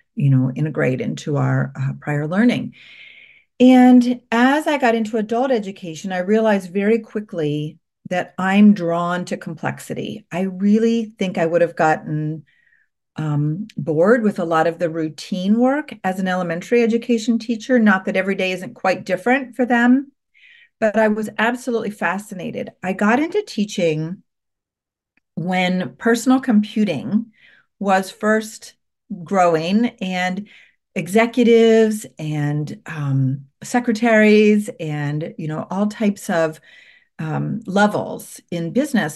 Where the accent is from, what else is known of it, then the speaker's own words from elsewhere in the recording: Columbus, Ohio, United States; I was from Columbus